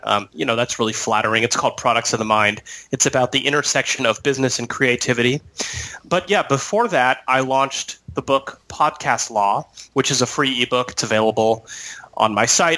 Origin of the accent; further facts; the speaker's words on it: San Diego, California, United States; I'm from San Diego